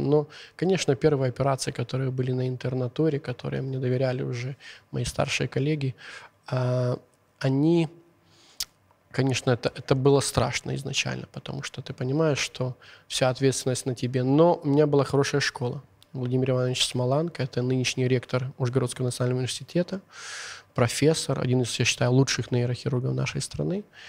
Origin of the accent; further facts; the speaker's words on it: Zhytomyr, Zhytomyr Oblast, Ukraine; accent: Zhytomyr; Russian is a second language; я переживаю за свой какой-то сейчас житомирский акцент